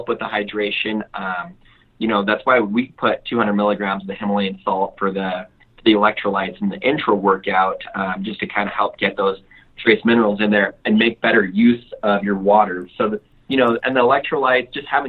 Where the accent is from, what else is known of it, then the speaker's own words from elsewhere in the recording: Mexico; moved away; I grew up really poor in Mexico